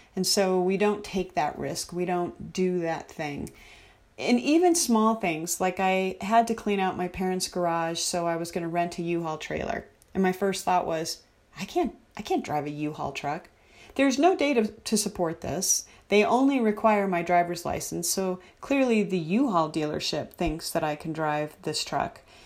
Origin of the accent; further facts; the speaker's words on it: United States; as American citizens